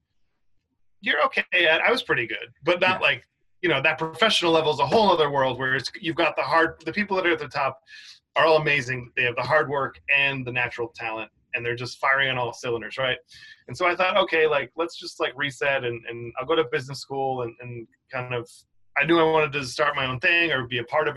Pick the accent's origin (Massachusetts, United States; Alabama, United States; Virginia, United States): Massachusetts, United States; Cape Cod; moved away as an adult; now in New York City, United States; I grew up on Cape Cod, which is like kind of like a beach area